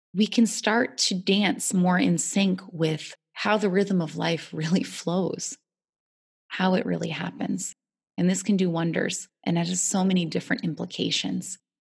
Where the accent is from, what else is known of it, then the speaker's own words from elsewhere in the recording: United States; growing up in America